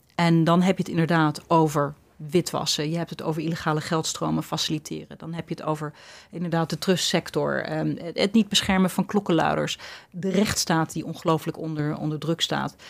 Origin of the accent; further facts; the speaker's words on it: Netherlands; ik ben natuurlijk ook een trotse Nederlander en dol op mijn land